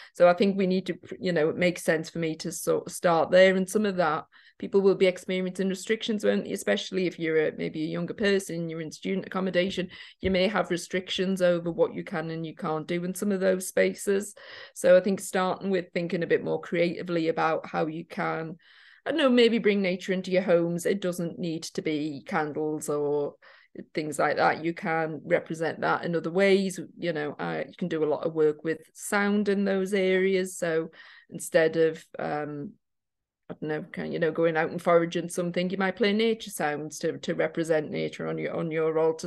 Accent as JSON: {"language": "English", "town": "Newcastle", "region": "North East England", "country": "United Kingdom", "moved": "yes", "lives_now": "Liverpool, United Kingdom", "said": "I'm from Newcastle originally."}